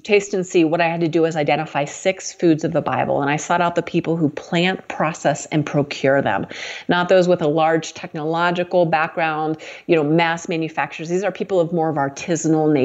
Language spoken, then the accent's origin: English; United States; That wasn't how I grew up in America